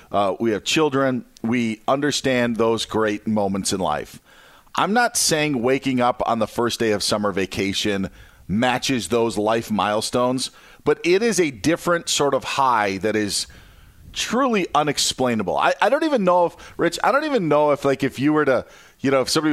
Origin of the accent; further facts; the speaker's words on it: Upper Midwest, United States; Where I'm from in the upper Midwest